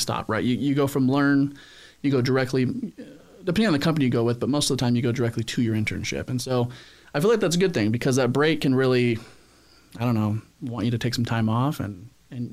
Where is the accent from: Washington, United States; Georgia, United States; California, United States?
Washington, United States; Spanaway; moved away as an adult; now in San Diego, United States; I grew up in a small town up in Washington State called Spanaway.